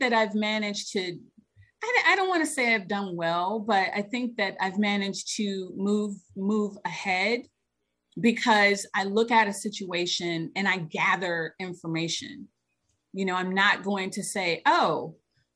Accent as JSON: {"language": "English", "town": "Cleveland Heights", "region": "Ohio", "country": "United States", "tie": "born or raised there", "moved": "yes", "said": "So I grew up in Cleveland. I grew up in a suburb of Cleveland called Cleveland Heights"}